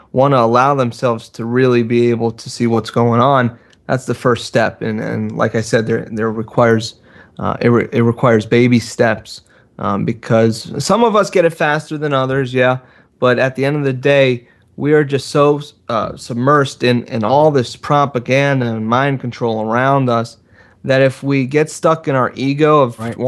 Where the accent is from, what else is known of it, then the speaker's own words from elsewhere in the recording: South Florida, United States; as a kid growing up in South Florida in a very cutthroat culture